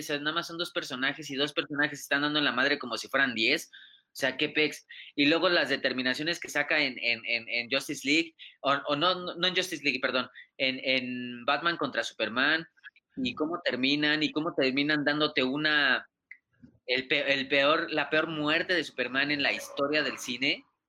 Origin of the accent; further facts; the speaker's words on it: Mexico; somos mexicanos